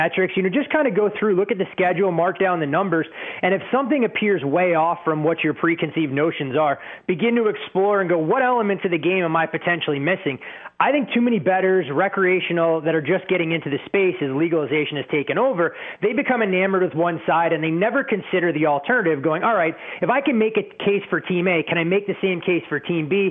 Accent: Chicago suburbs, Illinois, United States; now in Las Vegas, United States; as a teenager growing up in the Chicago suburbs

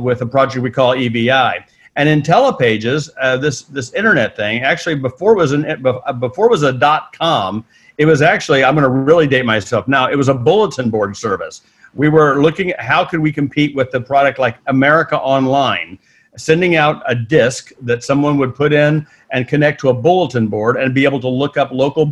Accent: Missouri, United States; moved away as an adult; also born or lived in St. Louis, Missouri / Santa Monica, California; I'm from Missouri, not the luxury capital of the world

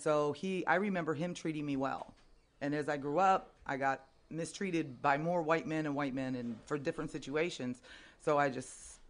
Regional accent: San Diego, California, United States

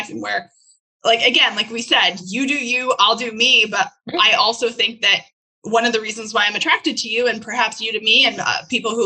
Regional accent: Canada; now in United States; I was not born as an American. I was born as a Canadian and I am now an American citizen

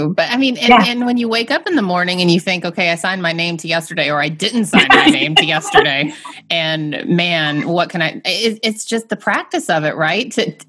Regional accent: the South, United States; Miss Candy, I'm from the South.

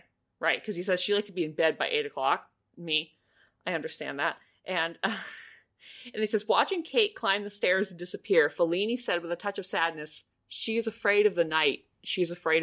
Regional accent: United States; as an American

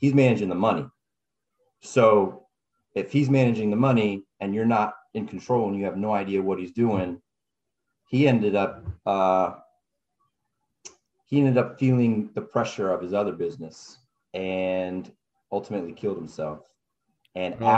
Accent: California, United States; I'm from California

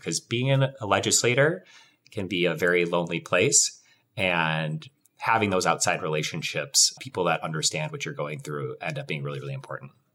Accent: Wisconsin, United States; I grew up in Wisconsin

